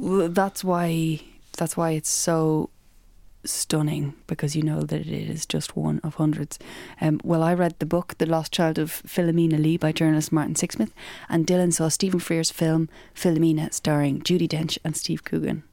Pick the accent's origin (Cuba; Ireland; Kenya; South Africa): Ireland; we're Irish